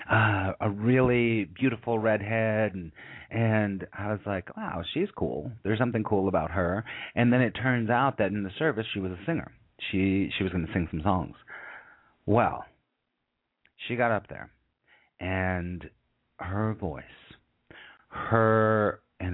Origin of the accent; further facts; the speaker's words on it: California, United States; moved away; also born or lived in New York City; I'm originally from California